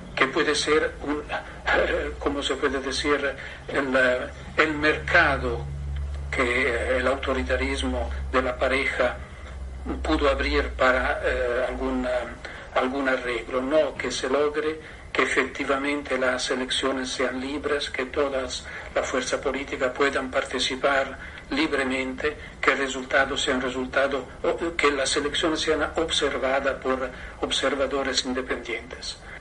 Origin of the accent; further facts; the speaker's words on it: Italy; Spanish is a second language; un eh, militante de izquierda de Italia.